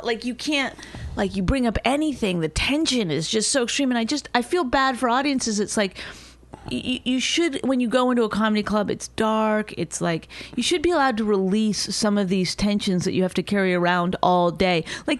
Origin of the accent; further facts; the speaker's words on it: Canada; because she's Canadian and I'm Canadian.